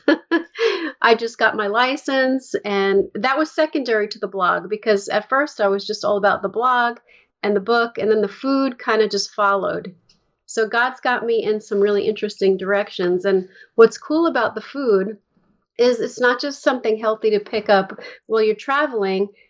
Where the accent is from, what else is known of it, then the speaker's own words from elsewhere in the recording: upstate New York, United States; also born or lived in Bronx, New York / Manhattan, New York; we moved into a house that was about an hour upstate